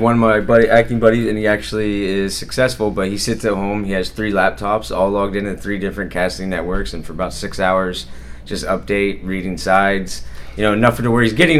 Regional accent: Jersey Shore, Pennsylvania, United States; also born or lived in Pittsburgh; from Pennsylvania, a very, very, very small town called Jersey Shore, Pennsylvania, and no, it's not New Jersey.

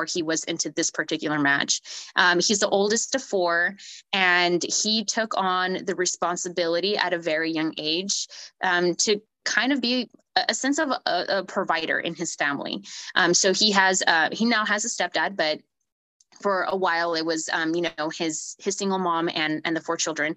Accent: Sanger, California, United States; I'm originally from Sanger, which possibly no one has ever heard of, unless if you're from the Central Valley

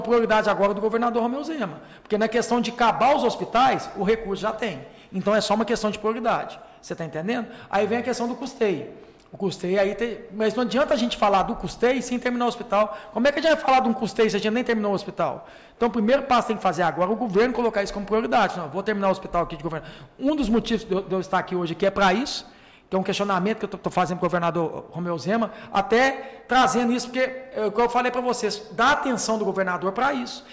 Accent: Divinópolis, Minas Gerais, Brazil; na minha cidade de Vinópolis

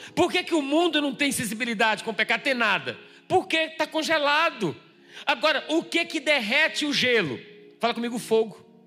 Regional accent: Bahia, Brazil; moved away; Eu vim da Bahia

